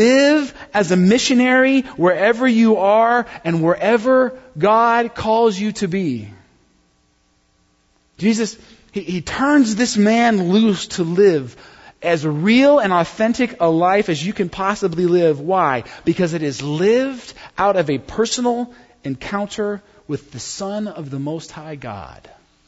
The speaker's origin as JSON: {"language": "English", "country": "United States", "said": "I'm not from a foreign country. I'm just like a white guy from the good old U.S. of A."}